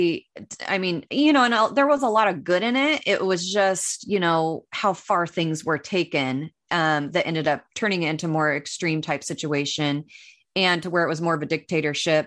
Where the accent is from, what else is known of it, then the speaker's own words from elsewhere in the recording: Northern California, United States; I was raised in Northern California in a teeny tiny little town, born and raised, and haven't strayed far from